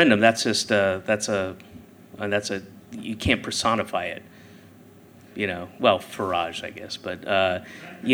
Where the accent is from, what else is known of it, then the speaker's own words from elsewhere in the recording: Georgia, United States; moved away; also born or lived in Boston; I grew up in Georgia. I lived in Boston for 9 years